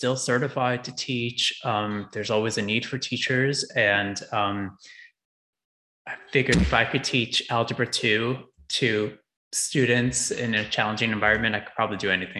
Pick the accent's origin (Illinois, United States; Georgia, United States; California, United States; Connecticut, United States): Connecticut, United States; I'm from Connecticut. You can take Metro North. You'll get there in 2 hours. I grew up near New York City.